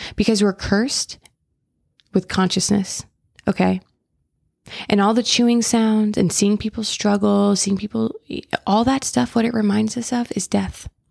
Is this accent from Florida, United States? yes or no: yes; Florida, United States; now in California, United States; I grew up in Florida